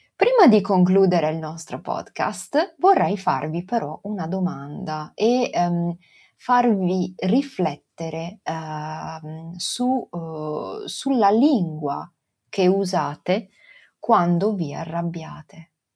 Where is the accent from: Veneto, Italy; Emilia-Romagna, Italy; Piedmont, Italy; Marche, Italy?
Veneto, Italy; Venice; accent: Venetian dialect; first language Venetian; io sono nata e cresciuta a Venezia e tutta la mia famiglia parla il dialetto veneziano.